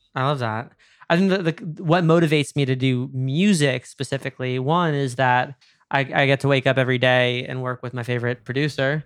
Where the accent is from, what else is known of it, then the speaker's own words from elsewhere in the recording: New York, United States; I'm from New York